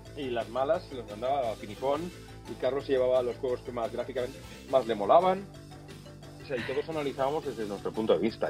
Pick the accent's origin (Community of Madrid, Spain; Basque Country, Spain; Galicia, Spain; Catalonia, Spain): Catalonia, Spain; Flix; moved away as an adult; also born or lived in Sitges; soy de Flix, eh, sí que nací en Sitges, porque la familia de mi madre pues, era de Sitges